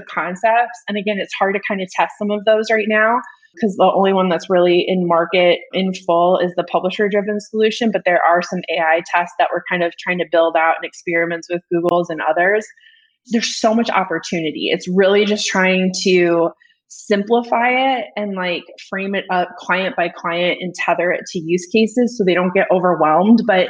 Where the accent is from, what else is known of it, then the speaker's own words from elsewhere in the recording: Iowa, United States; now in Atlanta, United States; I'm from Iowa